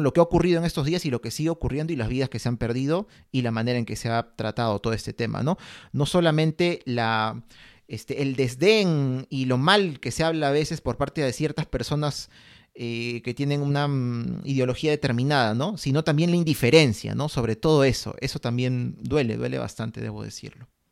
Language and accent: Spanish; Peru; estamos viviendo en este país, somos peruanos